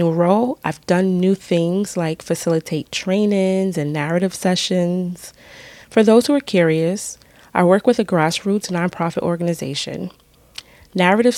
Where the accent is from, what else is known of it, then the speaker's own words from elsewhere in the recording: New York City, New York, United States; moved away as an adult; also born or lived in Brooklyn; now in upstate New York, United States; We were born and raised in the Bronx and lived in Brooklyn for a few years